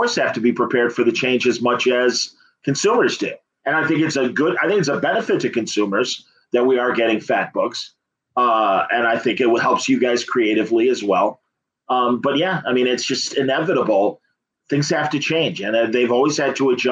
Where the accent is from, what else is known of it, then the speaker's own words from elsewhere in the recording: Chicago, Illinois, United States; also born or lived in Bloomington, Illinois; I'm born and bred in Chicago